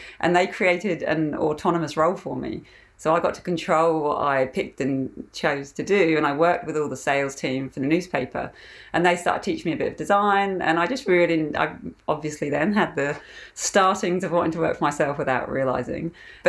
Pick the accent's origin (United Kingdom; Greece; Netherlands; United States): United Kingdom; England; now in Australia; So I'm from England originally, and I've been in Australia for 15 years now.